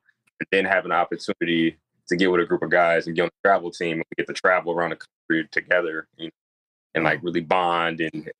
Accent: Grand Rapids, Michigan, United States; moved away as an adult; also born or lived in Saginaw, Michigan; now in Los Angeles, United States; I'm originally from Saginaw, Michigan, but I grew up in Grand Rapids, Michigan.

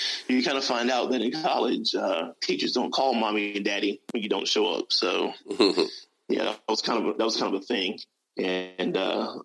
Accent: Los Angeles, California, United States; I was born and raised in Los Angeles, California

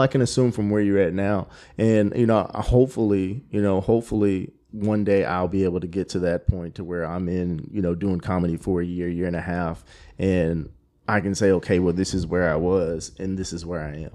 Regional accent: Killeen, Texas, United States; also born or lived in Germany / Georgia; moved to Killeen when I was like four, and now I'm just from Killeen.

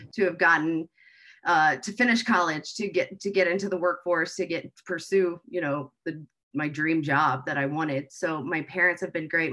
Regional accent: Indianapolis, Indiana, United States; born and raised in Indianapolis

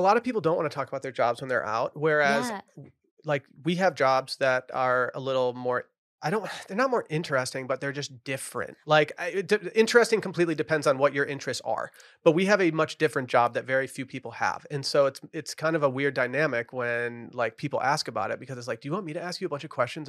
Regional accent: Michigan, United States; now in Texas, United States; I moved down here from Michigan, from the Midwest to be a snarky Midwest hater down in Texas.

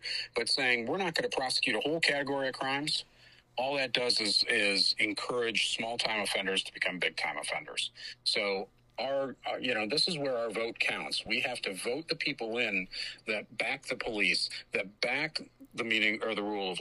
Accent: Detroit, Michigan, United States; my hometown of Detroit

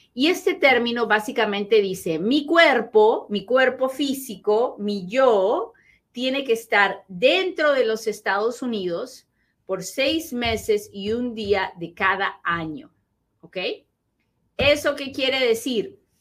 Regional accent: Peru; now in United States; así hablo, pues soy bien peruana, así hablo

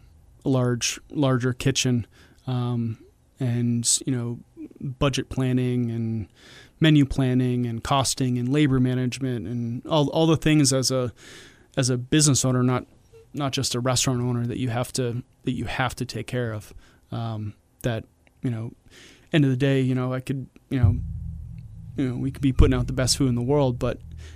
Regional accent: Milford, New Hampshire, United States; I'm from Milford, but, yeah, you know, I'm a New Hampshire boy.

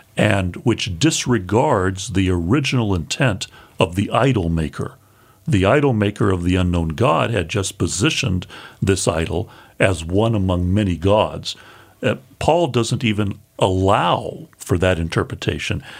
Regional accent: United States; as American evangelicals

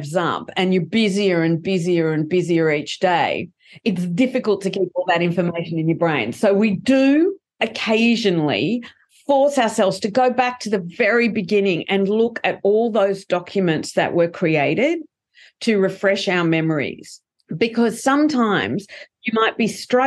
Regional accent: Australia; We're Australians. We're not American.

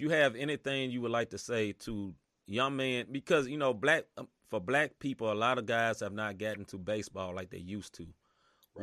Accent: Memphis, Tennessee, United States; moved away; I'm originally from Memphis, Tennessee

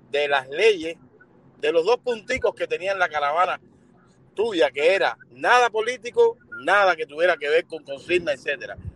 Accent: Cuba; Porque somos cubanos y lo que parecemos son eh, eh, chumas de esquina.

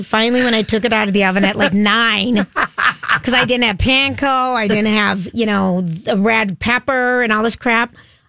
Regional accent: United States

